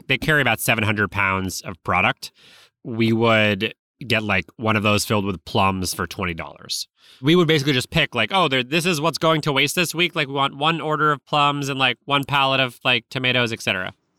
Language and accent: English; Newton, Massachusetts, United States; born or raised there